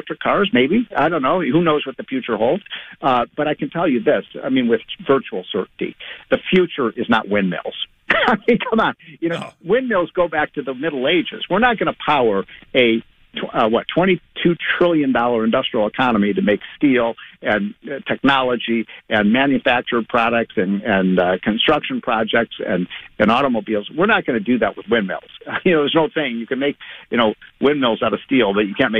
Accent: Chicago, Illinois, United States; I'm from Chicago

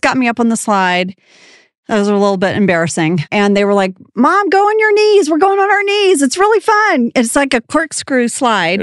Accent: Texas, United States; moved away; also born or lived in Jakarta, Indonesia; I'm, I am from Texas

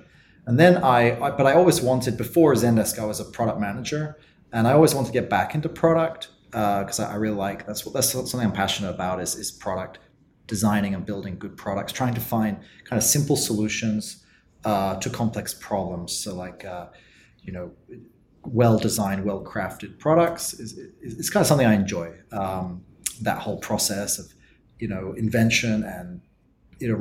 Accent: Oxford, South East England, United Kingdom; moved away as an adult; also born or lived in Berlin, Germany; now in South Korea; my hometown is Oxford in England

